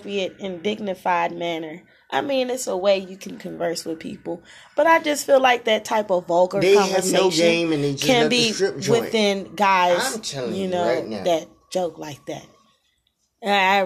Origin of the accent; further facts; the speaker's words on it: Louisiana, United States; accent: country; I am from Louisiana